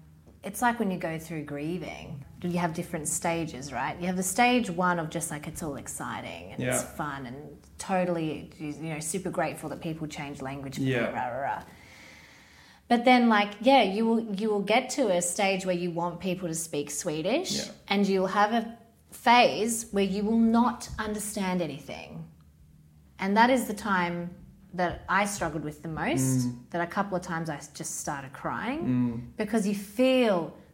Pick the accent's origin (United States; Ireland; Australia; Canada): Australia; Say, I'm Australian.